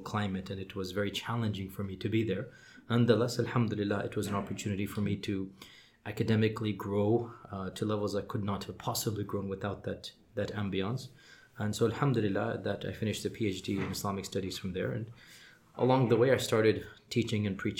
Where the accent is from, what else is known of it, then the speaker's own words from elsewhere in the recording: Houston, Texas, United States; first language English; also born or lived in Medina; I was born in Houston, Texas